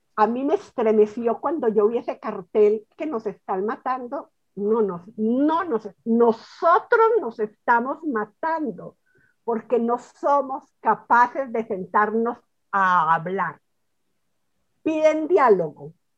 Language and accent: Spanish; Colombia; yo sigo en mi país